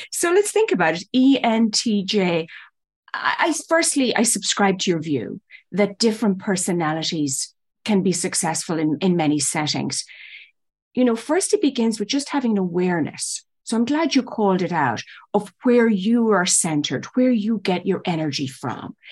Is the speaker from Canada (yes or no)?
no; Ireland; moved away as an adult; also born or lived in New York City; now in United States; I was born and raised in Ireland.